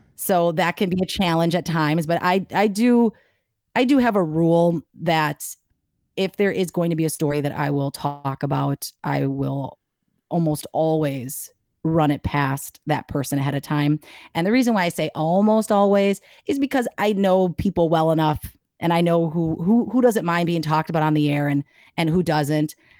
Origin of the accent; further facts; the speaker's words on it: Milwaukee, Wisconsin, United States; I grew up in Bayview, right there off of K K in Oklahoma.